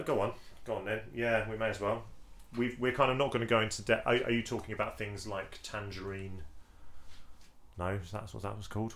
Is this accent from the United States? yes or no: no; England, United Kingdom; as an Englishman